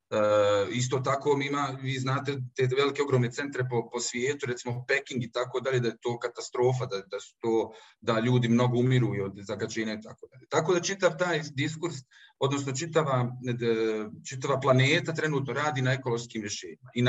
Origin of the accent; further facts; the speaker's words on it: Zenica, Federation of Bosnia and Herzegovina, Bosnia & Herzegovina; pošto sam rođen u Zenici, i odrastao željezara